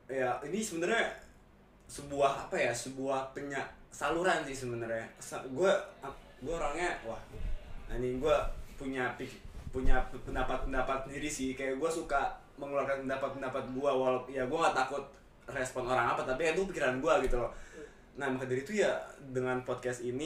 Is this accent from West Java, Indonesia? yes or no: yes; Tambun, West Java, Indonesia; Karena kalau berhubung gue gede di daerah ini, gue gede di Tambun